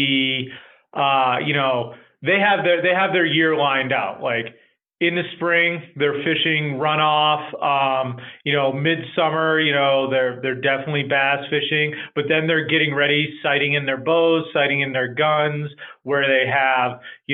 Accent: New Hampshire, United States; moved away; born and raised in New Hampshire

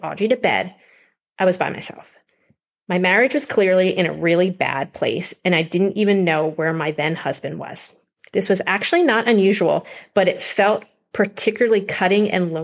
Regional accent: outside of Philadelphia, Pennsylvania, United States; I grew up outside of Philadelphia

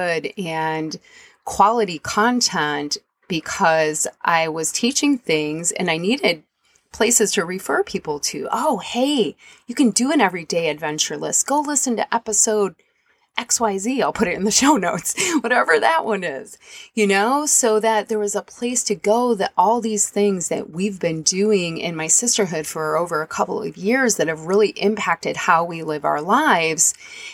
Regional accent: Michigan, United States; moved away; I ended up in my home state

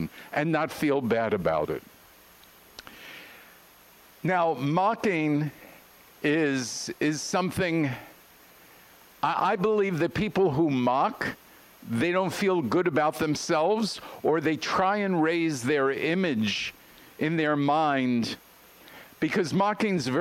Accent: New York, United States; I'm from New York

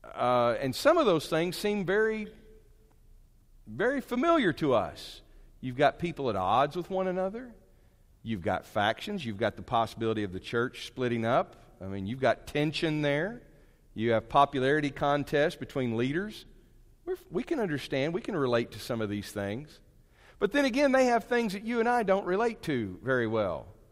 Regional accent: Fayetteville, Arkansas, United States; I grew up in Fayetteville

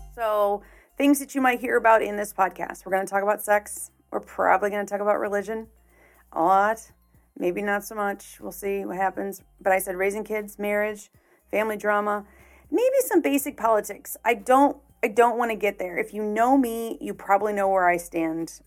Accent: Chicago, Illinois, United States; moved away as an adult; now in St. Louis, United States; I was born and raised in the Chicagoland area. Lived there for the first 30 years of my life.

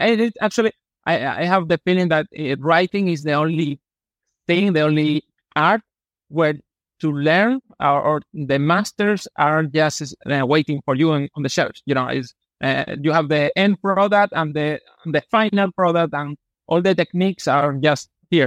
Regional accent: Malaga, Andalusia, Spain; English is a second language; I grew up here in Malaga. I actually I still live here in my hometown

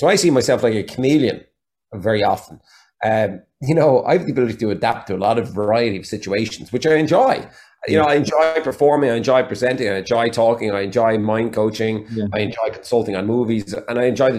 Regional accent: Waterford, Munster, Ireland; accent: Waterford; I made a conscious decision when I moved to Galway to lose my Waterford accent. That sounds terrible, but I figured out that over in America, the flatness of my Waterford accent, which is the best way I could put it, there was no depth to my voice.

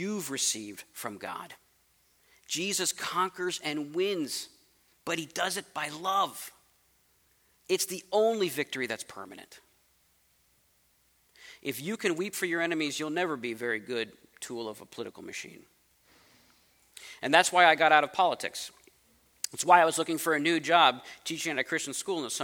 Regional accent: United States; I'm American

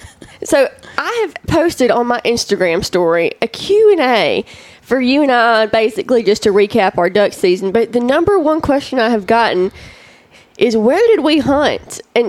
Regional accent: Piggott, Arkansas, United States; I'm from North Arkansas, but I'm from Piggott. You know, we're the county seat.

